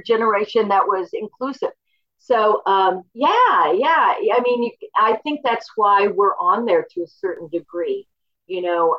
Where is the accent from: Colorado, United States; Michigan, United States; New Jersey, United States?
Colorado, United States; Boulder; also born or lived in Oklahoma; Oklahoma, but I grew up in Boulder